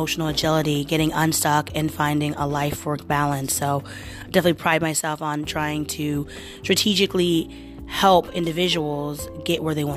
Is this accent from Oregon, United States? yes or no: yes; Portland, Oregon, United States; moved away as an adult; now in New York, United States; I am from the Portland area in Oregon. Born and raised